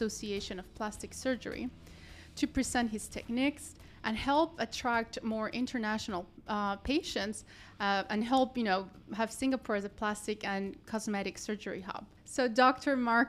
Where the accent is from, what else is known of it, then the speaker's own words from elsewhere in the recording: Colombia; I'm from Colombia.